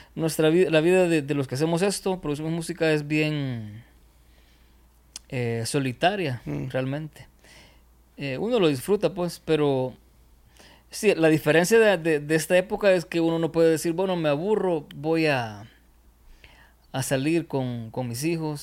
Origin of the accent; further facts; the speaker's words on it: El Salvador; Aquí decimos, espero no sea una mala palabra, en otro lugar, arrecho